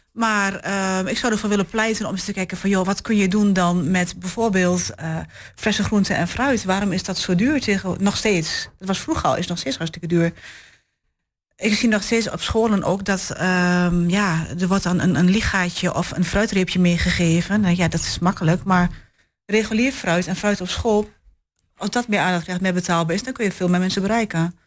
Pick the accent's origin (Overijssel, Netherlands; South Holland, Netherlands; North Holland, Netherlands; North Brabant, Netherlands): Overijssel, Netherlands; Enschede; now in Hengelo, Netherlands; geboren getogen in Enschede